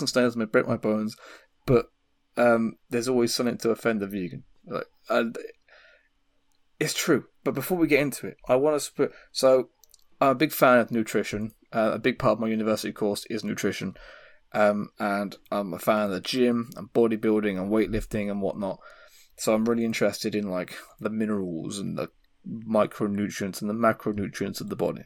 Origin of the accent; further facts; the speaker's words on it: England, United Kingdom; I'm English